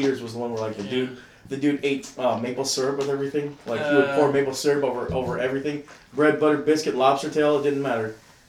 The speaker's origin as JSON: {"language": "English", "town": "Los Angeles", "region": "California", "country": "United States", "tie": "born or raised there", "said": "I'm Filipino. By descent. Like, my parents came from Manila, and, like, they raised me in L.A."}